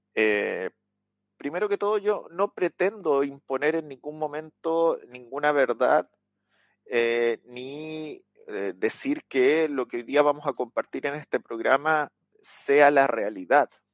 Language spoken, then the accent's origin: Spanish; Chile; acá en Chile, en mi país.